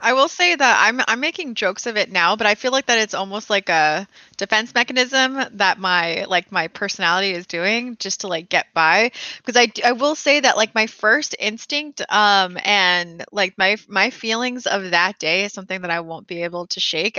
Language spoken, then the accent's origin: English; United States; as an American